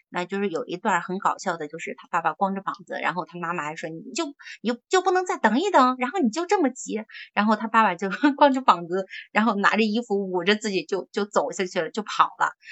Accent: Shandong, China; moved away as an adult; now in Beijing, China; 咱们山东人

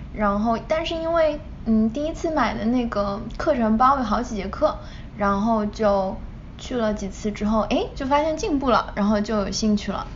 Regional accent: China; moved away; 我从小在，嗯，国内长大嘛

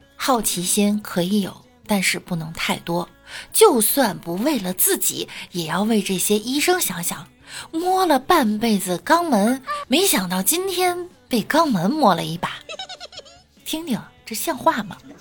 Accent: northern China, China; 我作为北方人

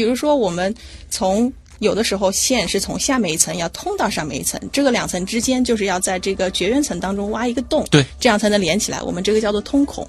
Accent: Hefei, Anhui, China; moved away as an adult; 我的老家是安徽省合肥市

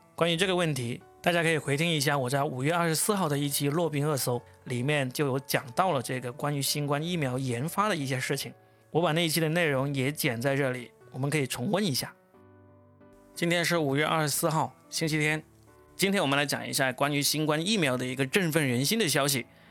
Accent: China; 由我们中国人做出来的

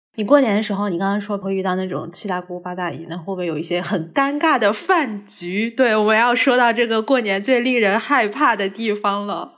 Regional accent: Hangzhou, Zhejiang, China; moved away; 我也挺常被问这个的，就说你什么时候回杭州

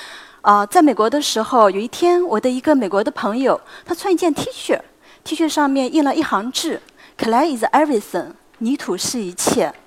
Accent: China; 我们中国人

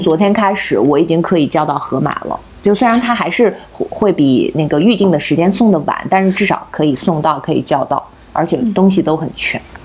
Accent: hometown near Qingdao, Shandong, China; now in Beijing, China; 我们老家

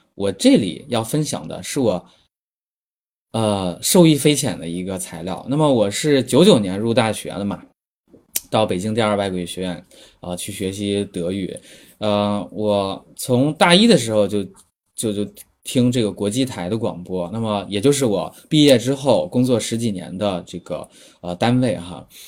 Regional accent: China; 因为我们是中国人嘛

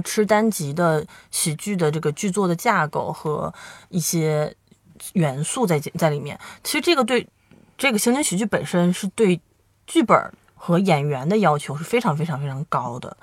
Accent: northern China, China; 因为我们都是北方人

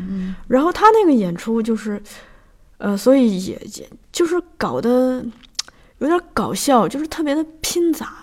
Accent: Shanxi, China; 我们老家是山西的

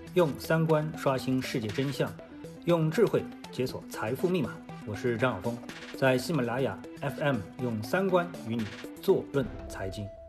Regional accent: China; 作为中国人

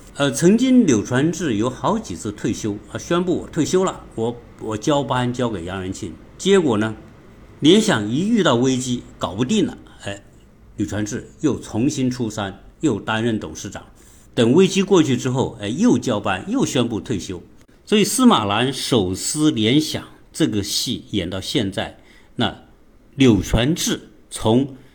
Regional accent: China; 我们中国人经常说的

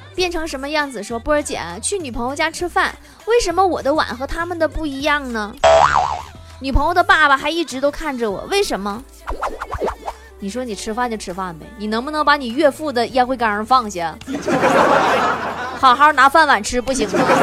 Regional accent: Northeast China, China; 俺们东北人小时候也不太喜欢打架

